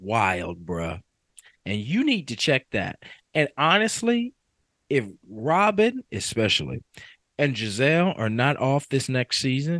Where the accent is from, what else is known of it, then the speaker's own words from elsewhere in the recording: Kentucky, United States; I am from Kentucky